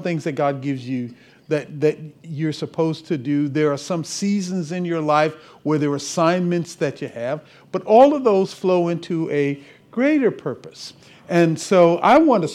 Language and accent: English; Cleveland, Ohio, United States; moved away; I'm originally from Cleveland, left here. Back in 1976